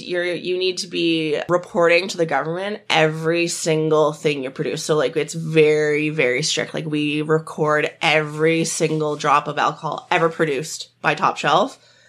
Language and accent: English; Perth, Ontario, Canada; she was from Perth and I was from Perth.